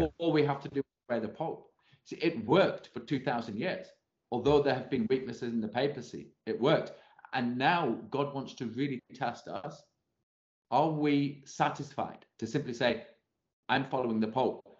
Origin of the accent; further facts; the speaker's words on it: England, United Kingdom; as an Englishman